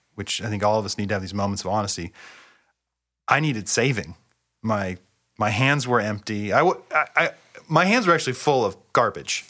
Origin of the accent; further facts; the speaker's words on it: Bellingham, Washington, United States; I grew up in Bellingham, Washington. I've lived in the Pacific Northwest my entire life.